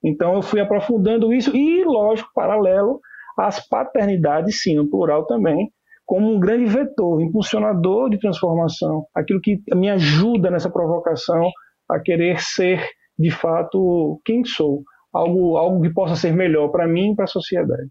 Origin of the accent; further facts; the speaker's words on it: Maceió, Alagoas, Brazil; Eu sou nordestino, sou alagoano, como eu disse, de Maceió